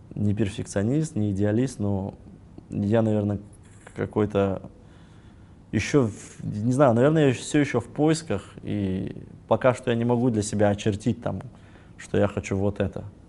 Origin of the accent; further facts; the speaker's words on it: Kazakhstan; мы казахи